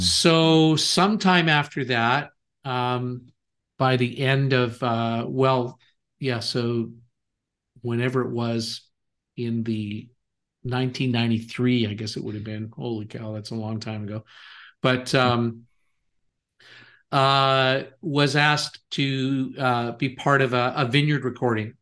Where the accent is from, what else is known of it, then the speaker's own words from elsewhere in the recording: Canada; moved away; also born or lived in Kansas City; I am Canadian. I was living in Kansas City at that time, though, actually.